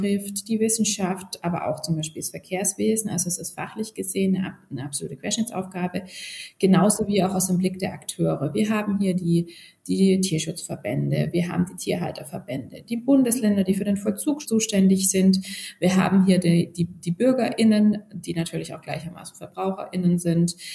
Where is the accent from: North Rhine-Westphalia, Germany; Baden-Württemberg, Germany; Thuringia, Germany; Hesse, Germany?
Baden-Württemberg, Germany; moved away as an adult; now in Berlin, Germany; Ich komme originär aus Baden-Württemberg